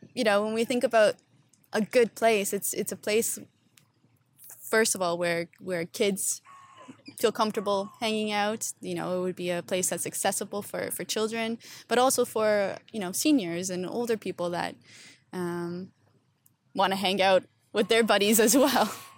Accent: Stoney Creek, Ontario, Canada; moved away as an adult; also born or lived in Toronto; now in Amsterdam, Netherlands; so I'm originally from Stony Creek, Ontario

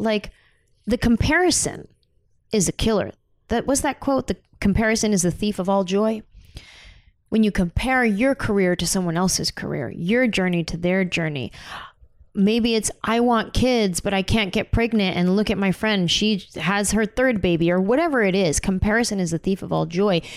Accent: San Jose, California, United States; moved away as an adult; now in Los Angeles, United States; I grew up in San Jose, Mexican and Native American family, mostly Mexican American

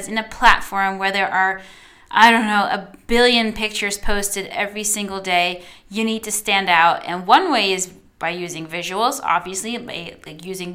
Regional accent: Netherlands; first language Dutch; English is a second language; I'm Dutch

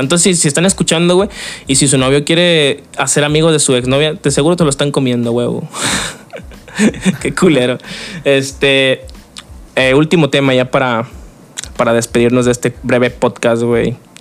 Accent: Mexico; como mexicanos

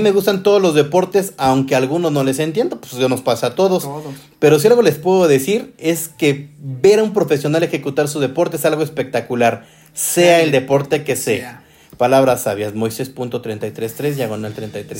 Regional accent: Guadalajara, Jalisco, Mexico; soy de Guadalajara, Jalisco. Nací y, obviamente allá, allá tuve mucho, mucho que ver en Guadalajara

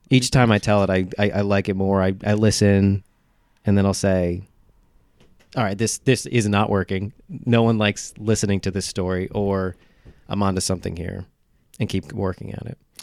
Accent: Slate Hill, New York, United States; also born or lived in South Carolina; I'm from up here

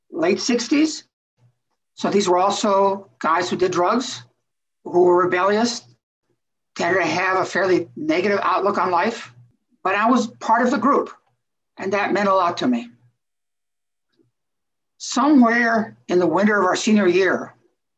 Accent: Mexico; moved away; I was raised in Mexico, so I'm a bit of three different cultures.

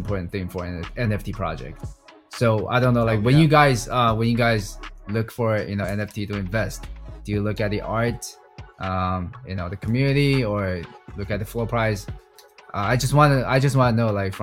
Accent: Vancouver, British Columbia, Canada; I grew up in Canada and, you know, like I live in Vancouver

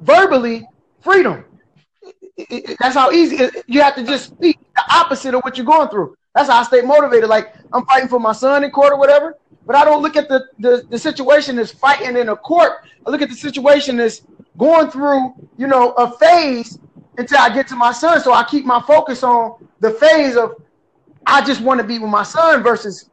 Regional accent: Detroit, Michigan, United States; now in Port Huron, United States; I'm actually originally from Detroit, Michigan.

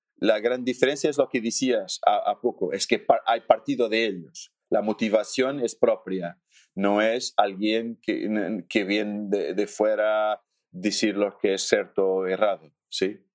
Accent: Alentejo, Portugal; Spanish is a second language; soy portugués del sur de Portugal. Portugal no es, no es muy grande, pero soy del sur, que es no grande, pero diferente, sí, del norte para el sur. Soy del sur, de Alentejo

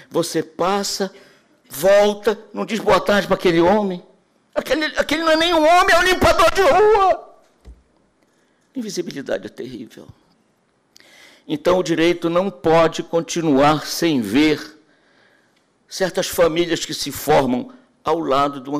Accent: Bahia, Brazil; Não estou falando mal da Bahia, que eu sou baiano. Baiano de coração.

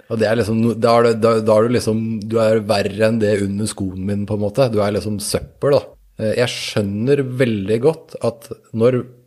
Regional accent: Norway; vi som nordmenn

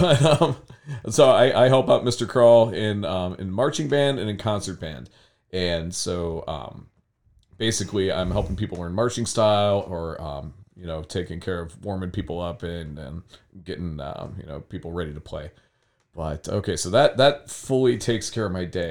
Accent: Berea, Ohio, United States; also born or lived in Fairview Park, Ohio; I was born in Fairview Park, which is super west side. And then I grew up in Berea

